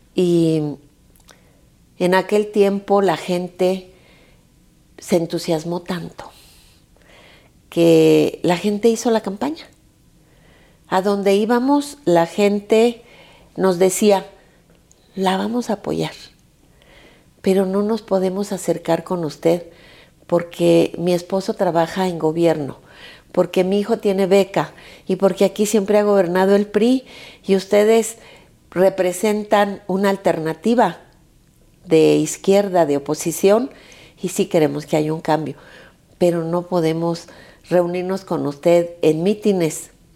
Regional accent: Zacatecas, Mexico; now in Mexico City, Mexico; yo que soy zacatecana, que mi estado pues es uno de los estados

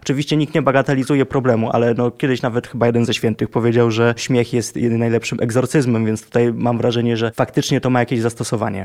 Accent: Lublin Voivodeship, Poland; ja osobiście pochodzę z Lubelszczyzna

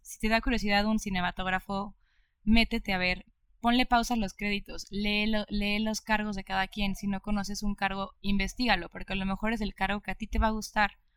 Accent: Mexico; yo estoy orgullosísima de ser cineasta mexicana

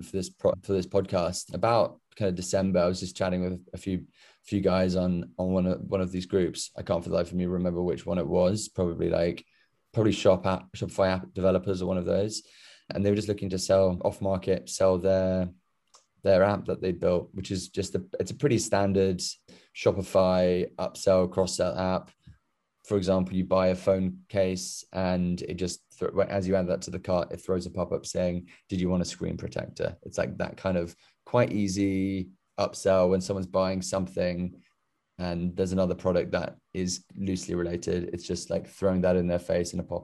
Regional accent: United Kingdom; moved away as an adult; now in New York, United States; I'm British, as you could probably tell.

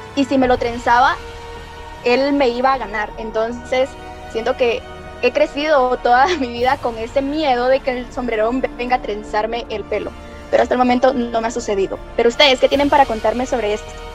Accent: Guatemala; son parte de nuestra tradición oral como guatemaltecos

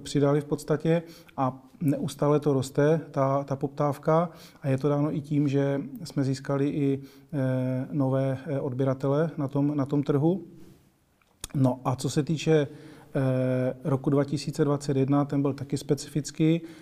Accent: Moravian-Silesian Region, Czechia; moved away as an adult; also born or lived in Prague; já teda jsem původem eh, taky ze Severní Moravy

